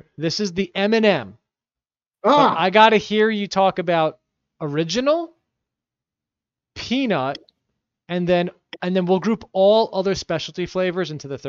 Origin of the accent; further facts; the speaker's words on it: United States; nah, I'm from America.